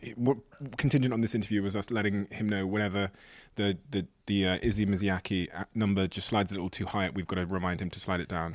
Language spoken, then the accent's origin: English; Devon, South West England, United Kingdom; I grew up in Devon in the Southwest